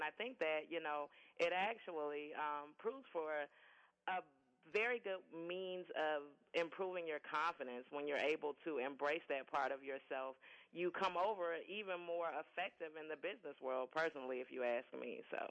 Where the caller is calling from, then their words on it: Miami, Florida, United States; I'm actually in Miami.